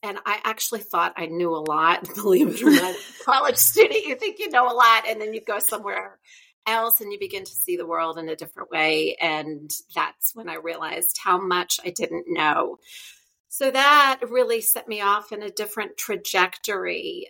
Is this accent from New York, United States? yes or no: no; Pennsylvania, United States; now in Louisiana, United States; I live in Louisiana, but I'm from Pennsylvania. I grew up there in a very traditional family and I was the oldest of four kids. And I was fortunate enough to take French starting in middle school.